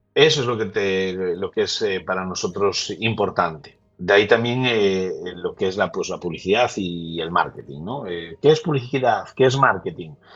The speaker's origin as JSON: {"language": "Spanish", "town": "Lugo", "region": "Galicia", "country": "Spain", "said": "yo que soy de Lugo"}